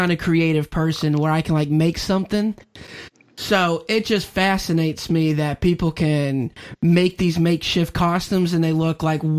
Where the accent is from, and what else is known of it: Chesapeake, Virginia, United States; born or raised there